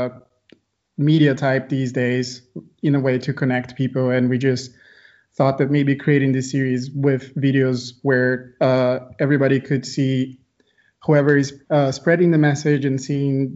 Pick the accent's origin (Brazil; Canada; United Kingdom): Brazil; moved away as an adult; now in Budapest, Hungary; I'm speaking from Budapest right now, where I'm based, but I'm originally from Brazil.